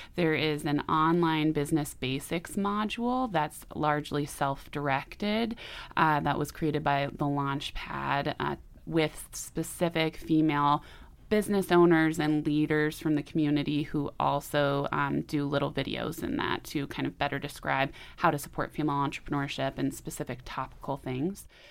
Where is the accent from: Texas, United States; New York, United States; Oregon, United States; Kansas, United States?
Oregon, United States; Portland; moved away as an adult; now in Missoula, United States; I'm originally from Portland, Oregon, and I came to Montana for college.